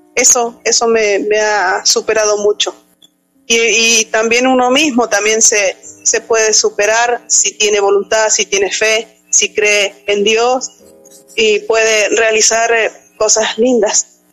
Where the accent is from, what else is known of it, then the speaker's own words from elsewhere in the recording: San Juan, Argentina; Soy de la provincia de San Juan, país Argentina